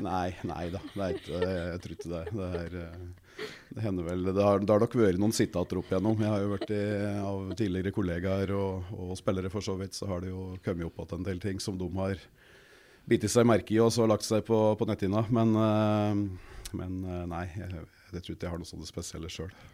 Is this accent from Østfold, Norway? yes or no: no; Kapp, Innlandet, Norway; Vokste opp helt nede på Mjøsa, hjemme på Kapp